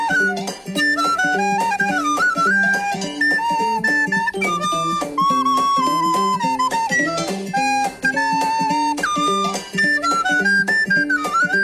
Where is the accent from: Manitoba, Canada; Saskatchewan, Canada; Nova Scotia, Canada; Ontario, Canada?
Saskatchewan, Canada; rural; moved away; I'm a Canadian who grew up in a small town where there was nothing to do but spend our days at the rink